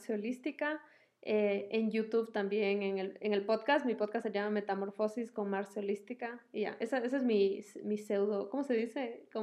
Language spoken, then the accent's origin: Spanish; Quito, Pichincha, Ecuador; moved away as an adult; now in Miami, United States; yo eh, vivo en Miami y yo soy ecuatoriana, viví aquí hasta los 21 años